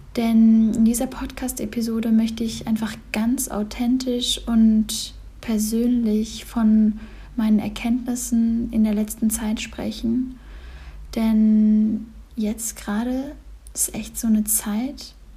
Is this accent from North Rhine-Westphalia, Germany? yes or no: yes; Cologne, North Rhine-Westphalia, Germany; moved away; also born or lived in Berlin / Bali; ich bin jetzt gerade in Köln, in meiner Heimat, in meiner ersten Heimat